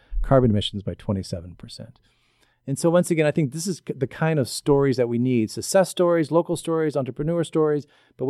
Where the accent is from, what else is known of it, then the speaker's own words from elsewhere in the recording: Southern Illinois, United States; I come from Southern Illinois in the coal fields. My family were coal miners